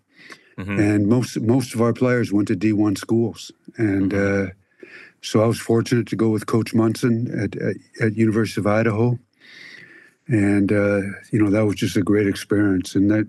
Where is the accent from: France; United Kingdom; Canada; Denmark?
Canada; Growing up in Canada.